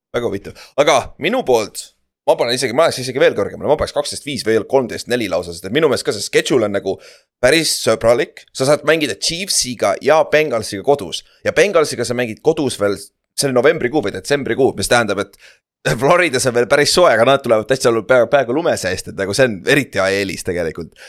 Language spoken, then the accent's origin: Estonian; Estonia; ma olen ise saarest pärit